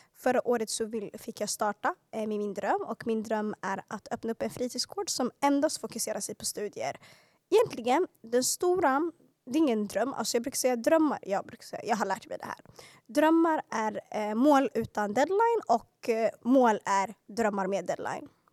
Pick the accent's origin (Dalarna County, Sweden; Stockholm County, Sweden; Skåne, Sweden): Stockholm County, Sweden; Stockholm; växte upp i Hagsätra och Skärholmen. Yani södra Stockholms förorter